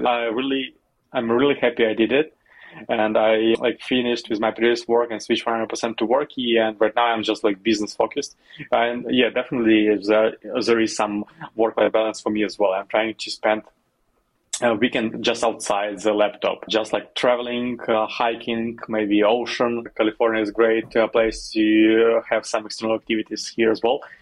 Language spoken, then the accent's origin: English; Western Ukraine, Ukraine; moved away as an adult; also born or lived in Kyiv, Ukraine; I'm originally from the western part of Ukraine, that is close to Slovakia and Hungary, the countries